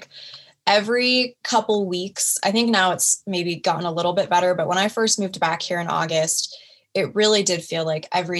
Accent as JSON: {"language": "English", "region": "Oregon", "country": "United States", "tie": "born or raised there", "moved": "as an adult", "lives_now": "Washington, United States", "said": "my hometown in Oregon"}